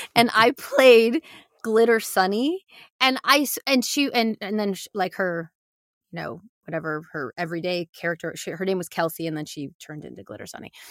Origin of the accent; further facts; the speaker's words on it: Michigan, United States; I grew up in Michigan